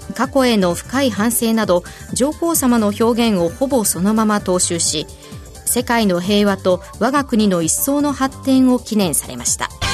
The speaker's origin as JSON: {"language": "Japanese", "region": "Aichi", "country": "Japan", "tie": "born or raised there", "said": "地元が愛知でうなぎの産地なのでもう小さい頃から食べてましたよ"}